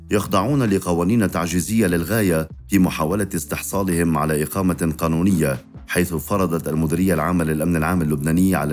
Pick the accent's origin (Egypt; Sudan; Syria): Syria; now in Lebanon; لأنني كسوري لاجئ لا يمكنني العودة إلى سوريا